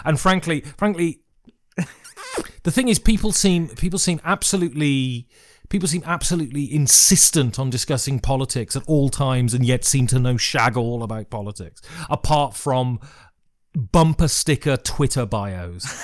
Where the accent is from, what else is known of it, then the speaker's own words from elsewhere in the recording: Worcestershire, West Midlands, United Kingdom; where are you from?" And I say, "Worcestershire."